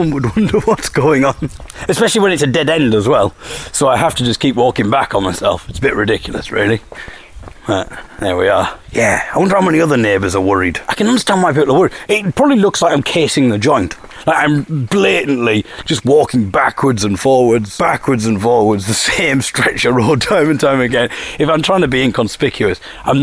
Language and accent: English; Hartlepool, North East England, United Kingdom; I come from Hartlepool